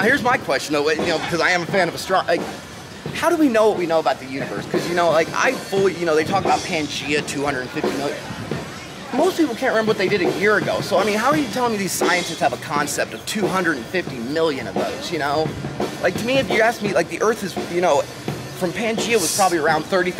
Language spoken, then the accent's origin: English; Indiana, United States; also born or lived in Colorado; I'm out here from Colorado, you know, from southern Indiana, you know, so for 30 years, I grew up with nothing but, you know, dirt bags and, you know, flat land.